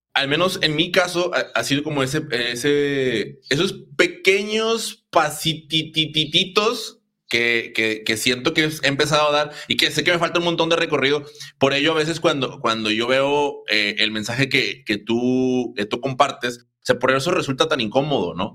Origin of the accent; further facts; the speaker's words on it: Mexico; como mexicanos